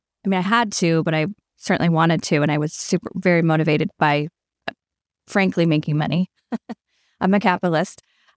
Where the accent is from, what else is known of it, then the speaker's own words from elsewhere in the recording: Las Cruces, New Mexico, United States; So I was born and raised in Las Cruces, New Mexico. It's, Southwest and a melting pot of lots of different cultures.